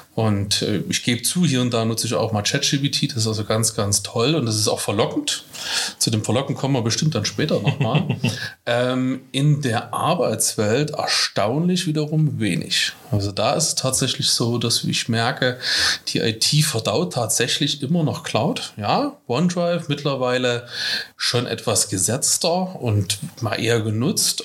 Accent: Dresden, Saxony, Germany; accent: Dresden Singsang; wo komme ich her? Äh, aus Dresden. Man hört es vielleicht ein kleines bisschen an meinem Singsang

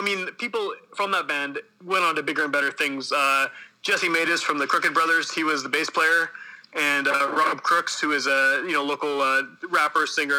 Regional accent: Winnipeg, Manitoba, Canada; I'm from Winnipeg, born and raised.

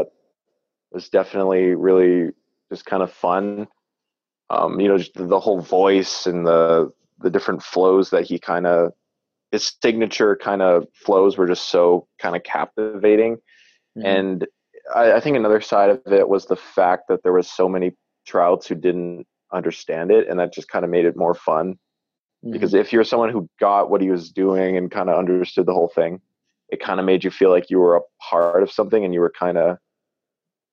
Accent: Manitoba, Canada; I'm from Canada. Manitoba

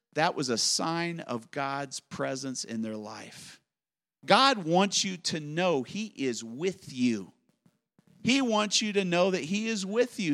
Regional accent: United States; I'm an American

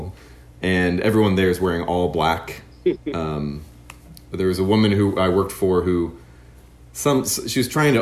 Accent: Indianapolis, Indiana, United States; moved away as an adult; also born or lived in New York City; growing up in Indianapolis and kind of on the outskirts of Indianapolis

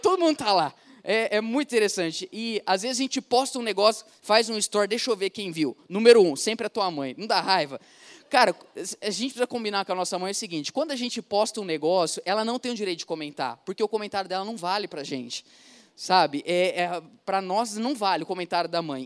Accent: Ribeirão Preto, São Paulo, Brazil; eu sou de Ribeirão Preto, interior de São Paulo, 300 quilômetros daqui, lugar onde a gente fala Porta Verde

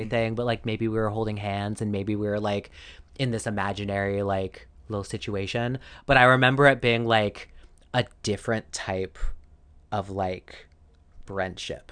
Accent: Arizona, United States; grew up in Arizona, uh, all through, like, elementary, middle

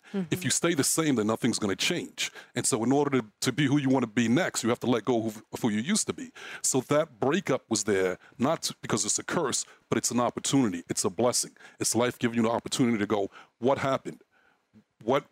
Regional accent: New York City, New York, United States; moved away as an adult; I grew up in Brooklyn

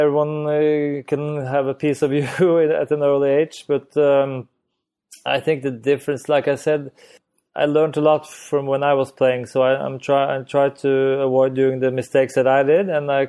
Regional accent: Norway; English is a second language; Well, I think it's we're still a small country where skiing is a lot very more popular than tennis.

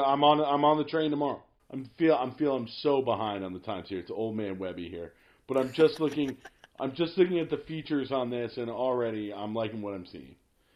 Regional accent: United States; That's right. Yeah. I grew up in the States. It was TRL.

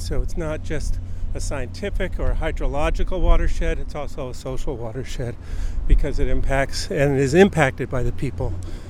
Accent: Southern California, United States; I grew up in Southern California, actually fishing for steelhead in Malibu Creek and Matilaha Creek, which is a Ventura River near Ojai.

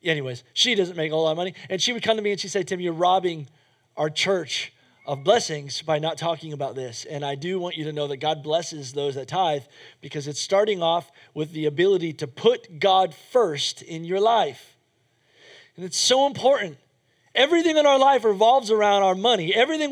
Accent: United States; as an American

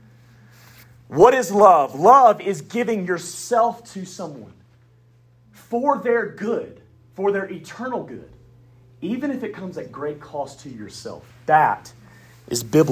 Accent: the South, United States; accent: southern; I got a southern accent

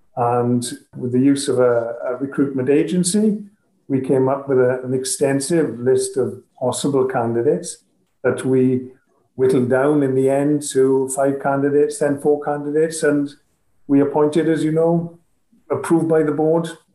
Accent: Wales, United Kingdom; as a Welsh nation

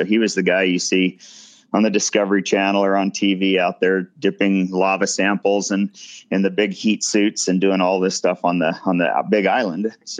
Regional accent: Ennis, Montana, United States; also born or lived in Bozeman, Montana; I grew up in Ennis, Montana, little town southwest Montana here along the Madison River, and started second grade there in Ennis, and just living at the fish hatchery against the mountains

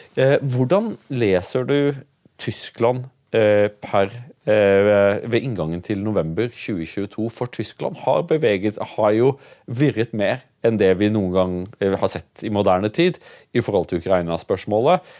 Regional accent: Norway

